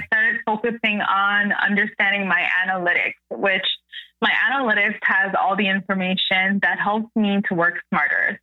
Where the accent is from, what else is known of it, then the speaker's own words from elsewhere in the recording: Canada; I'm a Canadian creator